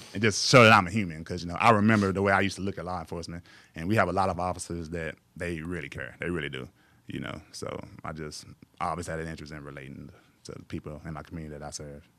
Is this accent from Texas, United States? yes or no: yes; Mexia, Texas, United States; moved away as an adult; also born or lived in San Marcos, Texas; now in Waco, United States; I grew up in, uh, Mejia, Texas, M E X I A. It's about forty miles east of Waco.